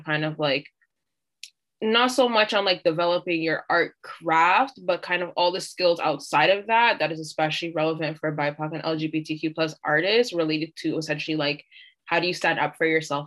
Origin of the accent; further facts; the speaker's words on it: Toronto, Ontario, Canada; we are actually all from Regent Park